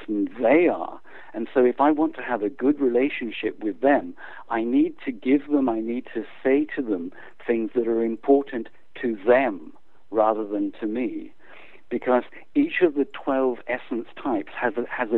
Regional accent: South Africa; moved away as an adult; also born or lived in England / United States; now in United Kingdom; my parents took us out to South Africa when I was 8. So I unfortunately grew up under apartheid regime

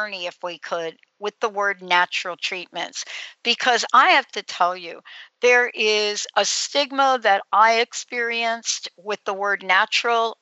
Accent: New York City, New York, United States; I'm a girl from the Bronx, New York

